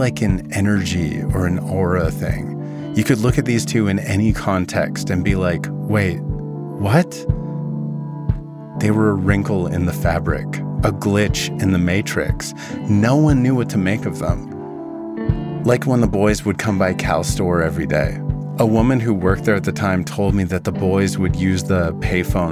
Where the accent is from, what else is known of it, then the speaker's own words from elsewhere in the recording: Vernon, British Columbia, Canada; my hometown. Vernon is located in the Okanagan, a region in the interior of British Columbia